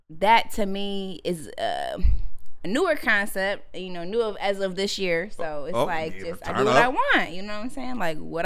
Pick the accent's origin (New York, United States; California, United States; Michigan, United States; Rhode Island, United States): Michigan, United States; Grand Rapids; But I'm from Grand Rapids, Michigan, born and raised.